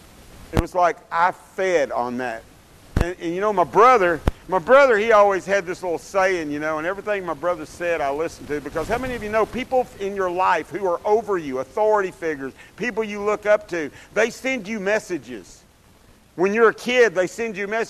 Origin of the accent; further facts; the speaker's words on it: Dallas, Texas, United States; I grew up in Oak Cliff, which is South Dallas